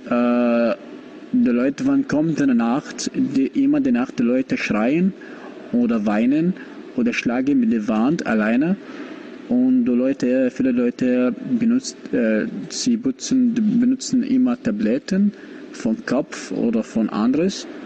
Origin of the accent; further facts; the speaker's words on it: Iraq; German is a second language; ich komme aus dem Irak.